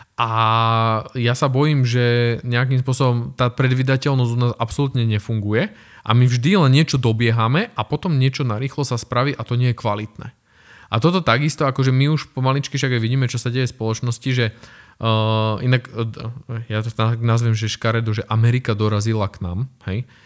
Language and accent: Slovak; Slovakia; my sme Slováci